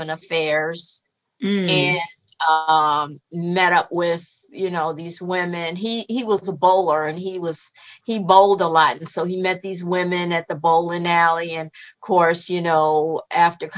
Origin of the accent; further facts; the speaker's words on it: Chicago, Illinois, United States; I was born and raised in Chicago, Illinois